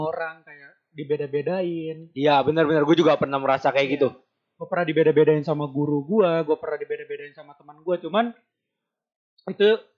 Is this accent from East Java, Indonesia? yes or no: no; Jakarta, Indonesia; gue lahir dari kecil ibaratnya gue tinggal di Jakarta tapi gue mempunyai darah darah Batak yang sangat kental karena ibaratnya nyokap bokap gue tuh dua-duanya dari Medan.